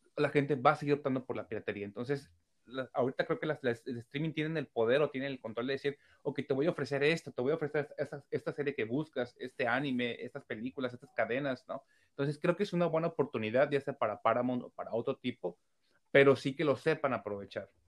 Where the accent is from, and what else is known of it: Mexico